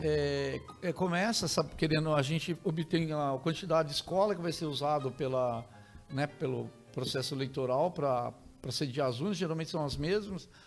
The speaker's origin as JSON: {"language": "Portuguese", "town": "Tremembé", "region": "São Paulo", "country": "Brazil", "tie": "born or raised there", "said": "eu sou de, de Tremembé, ah. é ao lado de Taubaté, é, fui, né, minha infância passei por lá"}